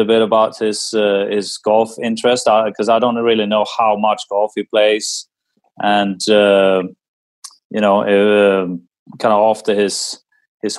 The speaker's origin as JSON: {"language": "English", "country": "Sweden", "tie": "born or raised there", "said": "growing up in Sweden"}